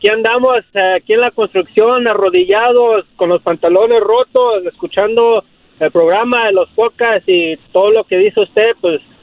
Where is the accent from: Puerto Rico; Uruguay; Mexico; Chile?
Mexico; Cuernavaca, Morelos; De, yo soy de Morelos.